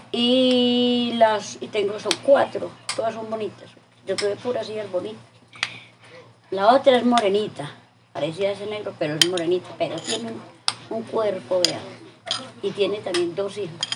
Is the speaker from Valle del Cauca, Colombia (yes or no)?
yes; Valle del Cauca, Colombia; moved away as an adult; Que vine de Valle hace, a ver, 28 años.